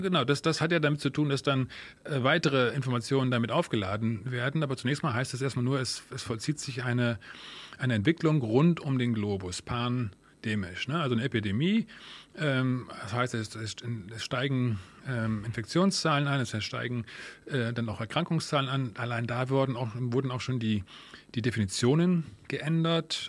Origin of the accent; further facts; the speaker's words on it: Germany; bei uns in Deutschland